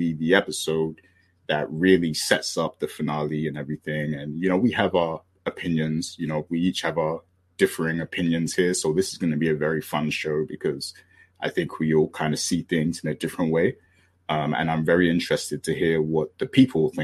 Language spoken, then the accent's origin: English; United Kingdom; I'm British